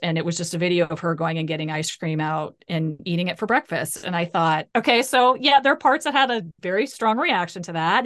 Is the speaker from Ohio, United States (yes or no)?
yes; Ohio, United States; I grew up in the Midwest. I grew up in Ohio.